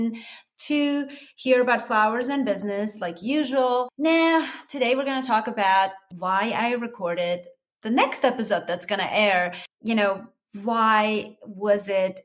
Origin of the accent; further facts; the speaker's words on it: Armenia; English is a second language; moved away as an adult; now in United States; I am Armenian originally, wasn't born and grew up and, you know, finished college and the whole nine yards and came here to United States as an adult